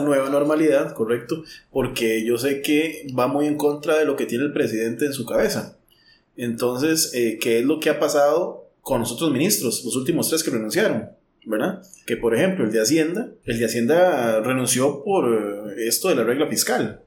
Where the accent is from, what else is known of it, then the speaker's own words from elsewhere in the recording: Guadalupe, San José, Costa Rica; yo que soy de, de Guadalupe